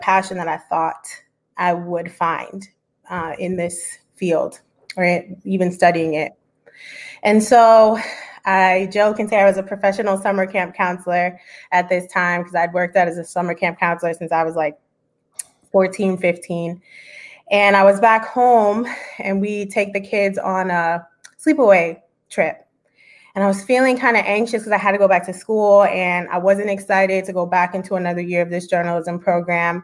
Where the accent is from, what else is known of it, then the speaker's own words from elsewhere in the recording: Broward County, South Florida, United States; I grew up in Broward County, very close to Miami where I am now